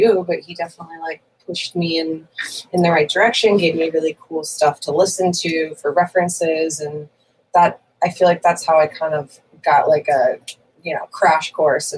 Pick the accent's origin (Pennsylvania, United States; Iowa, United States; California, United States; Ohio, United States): California, United States; Santa Barbara; I am from Santa Barbara